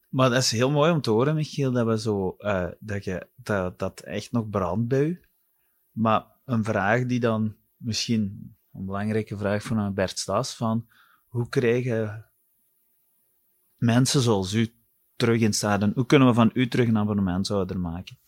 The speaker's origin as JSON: {"language": "Dutch", "town": "Wilderen", "region": "Flanders", "country": "Belgium", "said": "ik ben van Wilderen afkomstig"}